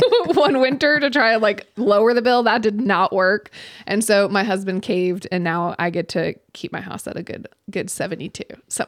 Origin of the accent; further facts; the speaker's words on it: Florida, United States; also born or lived in New England; You know, I'm also from Florida too.